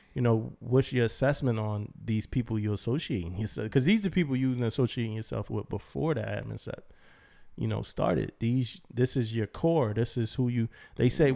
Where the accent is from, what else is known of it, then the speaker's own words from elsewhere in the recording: Philadelphia, Pennsylvania, United States; moved away; I'm from Philly